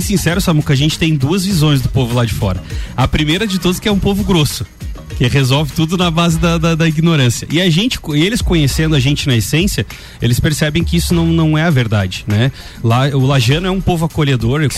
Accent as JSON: {"language": "Portuguese", "town": "Lages", "region": "Santa Catarina", "country": "Brazil", "tie": "born or raised there", "said": "eu nasci aqui em Lages, sou lagiano com muito orgulho"}